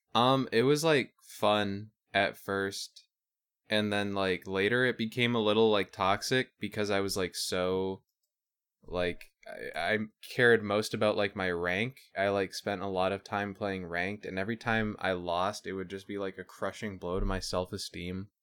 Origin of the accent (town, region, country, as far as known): Canada